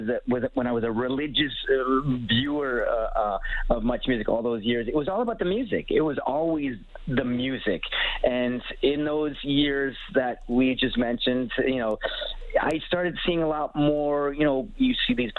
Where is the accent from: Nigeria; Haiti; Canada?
Canada; as a Canadian viewer of Much Music